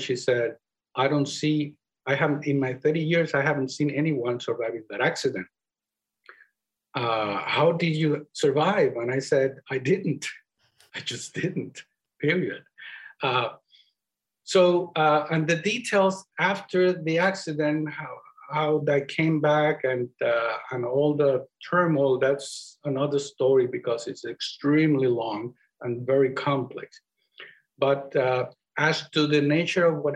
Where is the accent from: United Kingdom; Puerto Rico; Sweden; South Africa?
Puerto Rico; accent: Spanish; first language Spanish; English is a second language; moved away; That's where I come from. So, and that's where you can hear my Spanish accent, which, by the way, because English is not my primary language